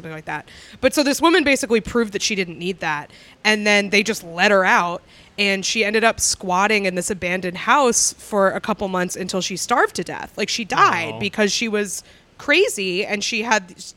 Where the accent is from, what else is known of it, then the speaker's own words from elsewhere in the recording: Concord, New Hampshire, United States; I grew up in Concord, New Hampshire, where the state mental hospital